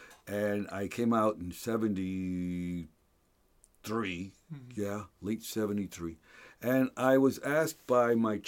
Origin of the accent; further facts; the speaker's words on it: Hellertown, Pennsylvania, United States; I grew up and graduated from Hellertown High School.